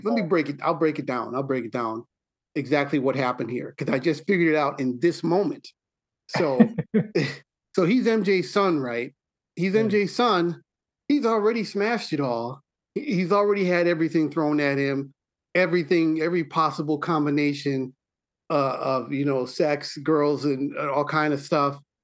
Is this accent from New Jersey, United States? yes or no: no; Milwaukee, Wisconsin, United States; I'm from Milwaukee